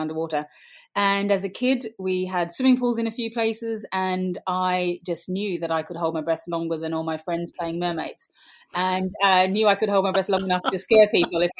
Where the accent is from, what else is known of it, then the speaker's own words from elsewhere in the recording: Australia; moved away; also born or lived in Sydney / Suffolk, United Kingdom; I grew up in Australia, in part of the time in Sydney on the coast, part of the time in a small property in the Australian bush